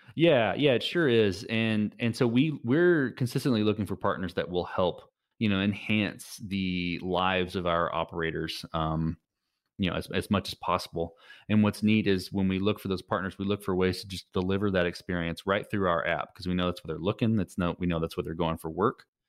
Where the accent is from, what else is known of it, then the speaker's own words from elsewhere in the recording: Texas, United States; I'm a Texan.